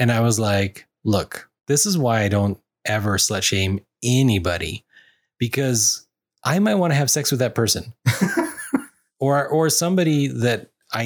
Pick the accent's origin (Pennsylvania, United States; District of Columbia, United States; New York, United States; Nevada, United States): Nevada, United States; Las Vegas; I grew up in Vegas